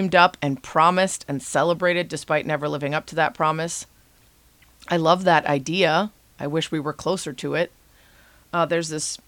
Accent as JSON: {"language": "English", "area": "town next to Highland Park", "region": "Illinois", "country": "United States", "tie": "born or raised there", "moved": "yes", "said": "Highland Park, Illinois, which is the town right next to my hometown where I grew up"}